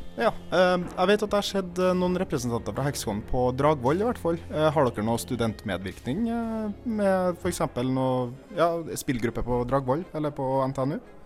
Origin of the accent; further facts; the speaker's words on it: Trondheim, Trøndelag, Norway; jeg er jo fra Trondheim